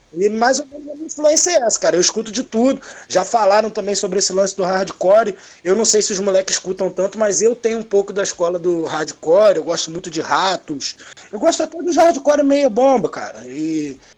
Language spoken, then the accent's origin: Portuguese; Miguel Pereira, Rio de Janeiro, Brazil; Eu e Gabriel somos de Miguel